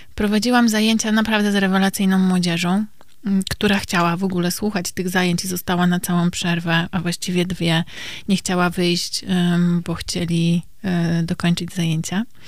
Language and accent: Polish; Kielce, Świętokrzyskie Voivodeship, Poland; moved away; pochodzę e, z Kielc